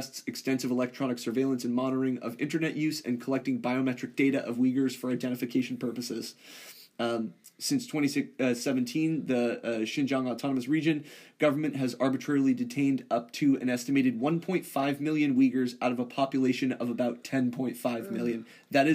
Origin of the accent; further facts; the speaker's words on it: United States; as an American